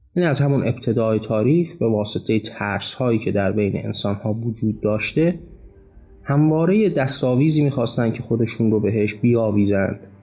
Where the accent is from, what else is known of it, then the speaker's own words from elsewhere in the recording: Iran; مایی که ایرانی هستیم و مسلمان زاده